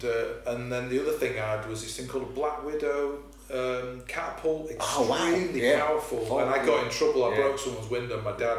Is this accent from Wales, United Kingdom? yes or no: no; Glossop, East Midlands, United Kingdom; moved away as an adult; also born or lived in Swinton / Bredbury; on the estate I grew up in Glossop, Simondley, which was quite a new build, we moved there in 70, it was late 71, early 72. I was just over 1 year old.